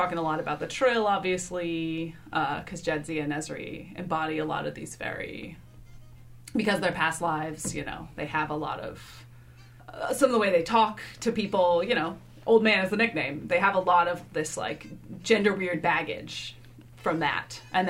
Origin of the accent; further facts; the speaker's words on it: Seattle, Washington, United States; moved away as an adult; now in New York City, United States; I'm from Seattle, but I currently live in New York City.